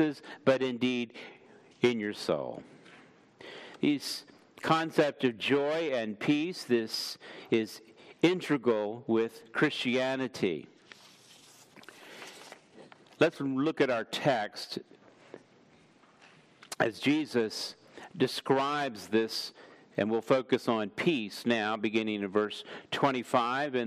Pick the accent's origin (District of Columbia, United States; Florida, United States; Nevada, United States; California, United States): District of Columbia, United States; Washington; moved away; I grew up in Washington, D.C. I was actually born in D.C. at Sibley Hospital